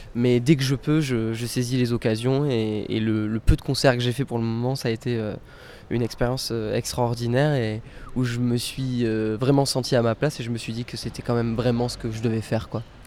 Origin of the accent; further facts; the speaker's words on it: Bordeaux, Nouvelle-Aquitaine, France; Je suis né à Bordeaux, je vis à Bordeaux, j'ai pas quitté Bordeaux